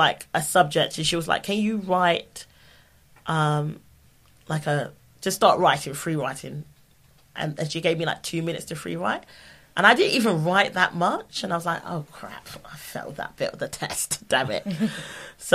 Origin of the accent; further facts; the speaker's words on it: London, United Kingdom; I'm from South London